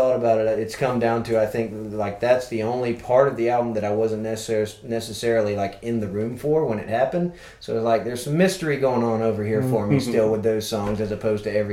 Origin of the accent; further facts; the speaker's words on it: Valdosta, Georgia, United States; moved away as an adult; now in Gainesville, United States; I grew up in Valdosta, Georgia, like right across the line